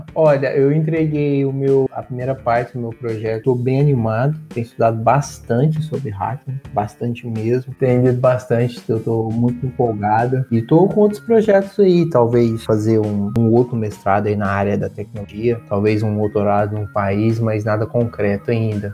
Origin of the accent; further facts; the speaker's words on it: Uberlândia, Minas Gerais, Brazil; moved away as an adult; also born or lived in New Zealand / Vitória; now in Portugal; eu vim de Uberlândia, é uma cidade no Triângulo Mineiro